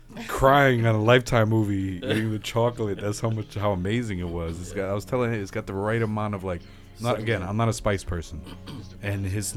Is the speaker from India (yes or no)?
no; Puerto Rico; the best part is it's right outside of my hometown in Puerto Rico.